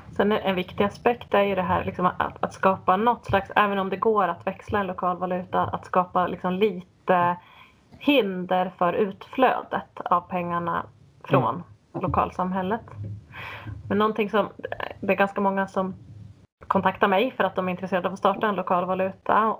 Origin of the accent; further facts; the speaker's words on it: Sweden; som svensk